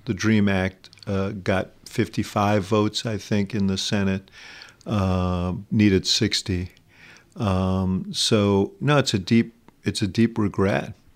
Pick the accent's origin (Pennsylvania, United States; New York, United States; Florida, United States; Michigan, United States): New York, United States; New York City; I grew up in Manhattan